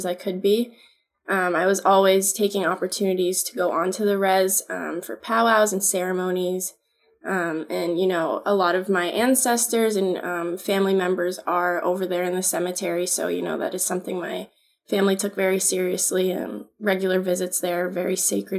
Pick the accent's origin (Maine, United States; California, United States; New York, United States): Maine, United States; Old Town; moved away as an adult; now in Connecticut, United States; my hometown, I grew up in Old Town, Maine, which is Wabanaki homelands